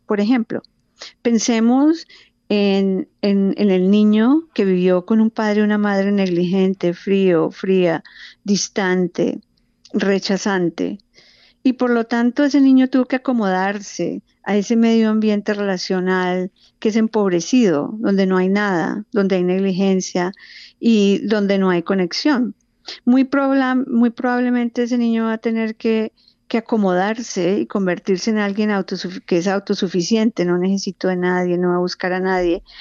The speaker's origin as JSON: {"language": "Spanish", "country": "Colombia", "tie": "born or raised there", "moved": "yes", "lives_now": "Phoenix, United States", "said": "yo vivo en Fines, Arizona, pero tengo vínculos muy, muy cercanos con Colombia. Nací en Colombia"}